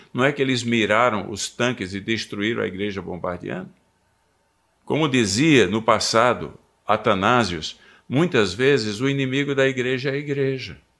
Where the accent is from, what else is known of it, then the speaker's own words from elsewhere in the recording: Seridó backlands, Rio Grande do Norte, Brazil; moved away as an adult; also born or lived in California, United States; eu nasci no Rio Grande do Norte, no, no sertão do Seridó. Então, ah, humanamente falando, não havia muita perspectiva. Família é simples e um lugar simplíssimo.